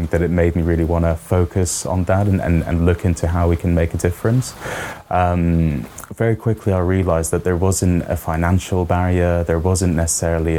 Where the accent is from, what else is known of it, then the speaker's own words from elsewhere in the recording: Qatar; moved away as an adult; now in United Kingdom; I grew up in Qatar in the Middle East